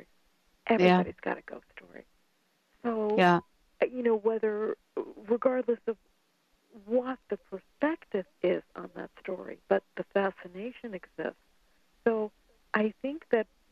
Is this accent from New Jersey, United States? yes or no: no; New York, United States; I'm from New York, too